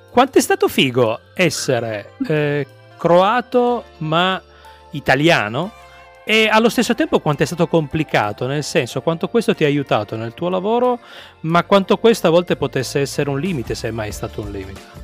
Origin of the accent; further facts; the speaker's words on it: Turin, Piedmont, Italy; moved away as an adult; now in Trieste, Italy; sono di Torino trapiantato, sono okay. qua da 18 anni